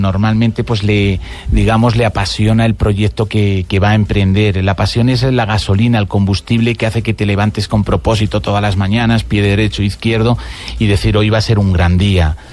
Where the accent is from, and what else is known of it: Spain; now in Bogotá, Colombia